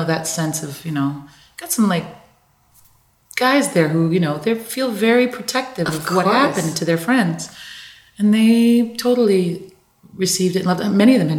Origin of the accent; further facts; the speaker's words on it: Newfoundland and Labrador, Canada; And we all come out and we say, hi, we're from Newfoundland, basically.